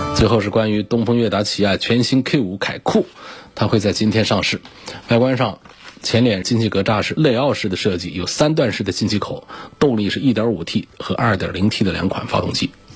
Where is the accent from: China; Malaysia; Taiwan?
China; 我们中国人